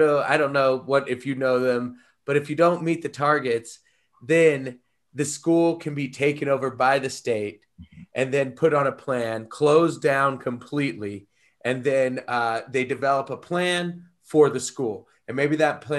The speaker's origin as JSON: {"language": "English", "country": "United States", "said": "we are from the United States."}